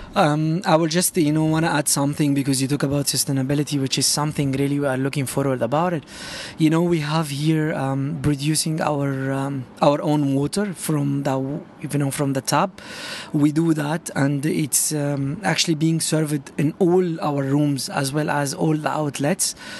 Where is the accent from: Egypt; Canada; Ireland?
Egypt; Cairo, Cairo Governorate; moved away as an adult; now in Dubai, United Arab Emirates; I'm from Cairo.